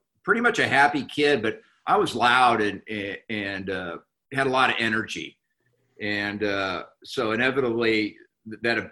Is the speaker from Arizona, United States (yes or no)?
no; Anaheim, California, United States; I was born and raised in Anaheim, California